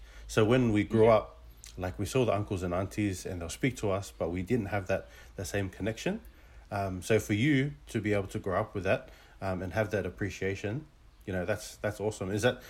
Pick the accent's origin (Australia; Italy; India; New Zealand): Australia; Both my parents came from Tonga. And, you know, we were born and raised in Australia, but majority of the time we spoke English at home